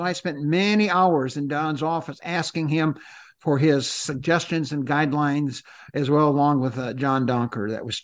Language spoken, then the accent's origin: English; Wisconsin, United States; also born or lived in Minnesota; I grew up one in Wisconsin, and then I went to Minnesota